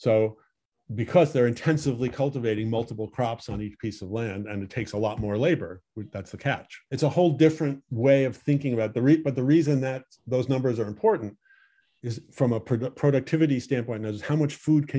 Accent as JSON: {"language": "English", "town": "Stamford", "region": "Connecticut", "country": "United States", "tie": "born or raised there", "also_born_or_lived": "Westport, Connecticut / Southport, Connecticut", "moved": "yes", "said": "I grew up in Stamford"}